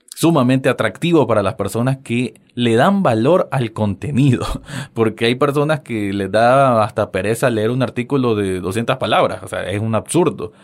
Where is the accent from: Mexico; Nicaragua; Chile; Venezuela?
Nicaragua; me alegra mucho saber de que hay personas fuera de mi, de mi tierra